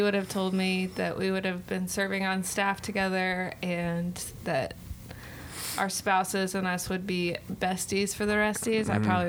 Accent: Texarkana, Texas, United States; I am from the biggest town in Texas, Texarkana, 30,000 people.

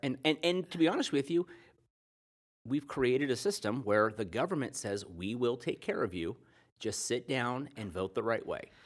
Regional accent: United States; being an American my whole life

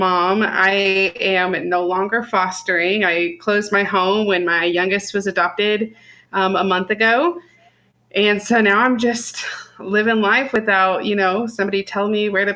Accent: Martinsville, Indiana, United States; also born or lived in Illinois; In Illinois, but I was raised in Indiana, in Martinsville.

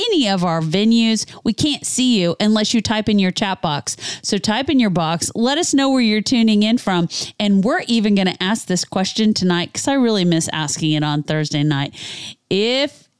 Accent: Kansas, United States; I'm from Kansas

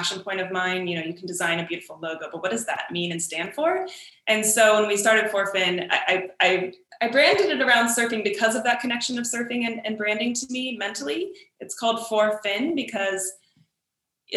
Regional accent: San Diego, California, United States; growing up in San Diego

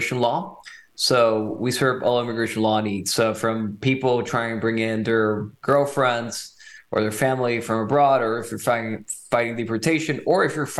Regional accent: Nicaragua; also born or lived in California, United States / Texas, United States; now in Fort Worth, United States; I was born in California, but my parents decided to raise me in Nicaragua. So when I moved to Texas in 2006

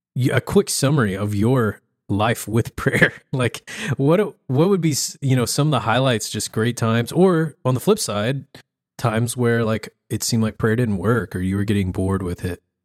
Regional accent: the South, United States; I grew up in the South

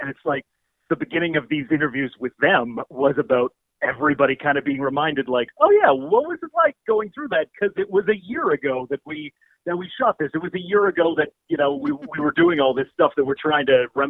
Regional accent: Prince Edward Island, Canada; I grew up in Prince Edward Island, so CBC Charlottetown is where, like, PEI's sort of edition of CBC Radio 1 is set.

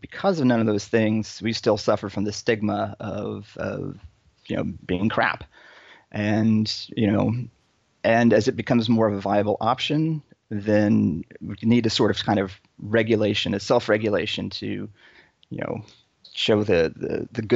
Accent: Dallas, Texas, United States; moved away as an adult; also born or lived in New York / Boston; now in Long Beach, United States; I am Texan, born and raised. Grew up, the important years in Dallas

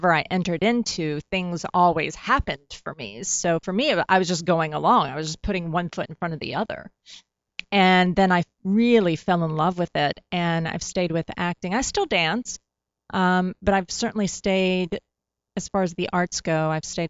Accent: Tennessee, United States; growing up in Tennessee

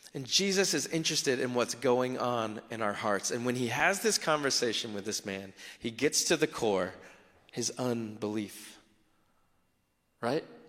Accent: South Florida, United States; I grew up in South Florida.

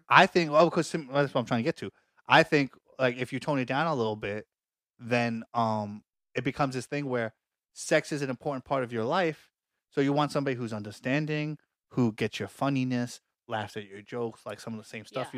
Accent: New York City, New York, United States; we're from Staten Island

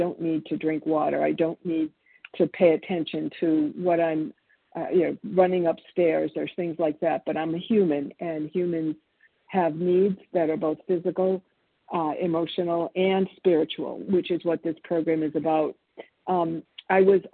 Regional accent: Boston, Massachusetts, United States; born or raised there; English is a second language; also born or lived in Argentina

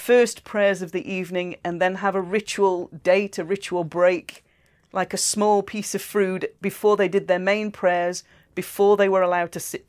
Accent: United Kingdom; I know do I'm British

